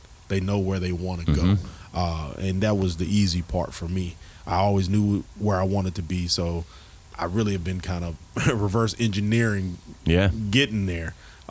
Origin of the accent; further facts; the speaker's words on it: Texas, United States; also born or lived in Mobile, Alabama / Phoenix; I grew up in Texas. I'm from Mobile, Alabama. And I grew up out in Texas for a while and out in Phoenix.